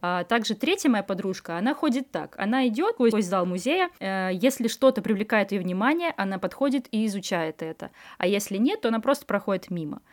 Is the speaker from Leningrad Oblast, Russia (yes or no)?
yes; Vyborg, Leningrad Oblast, Russia; now in Saint Petersburg, Russia; Я вот из Выборга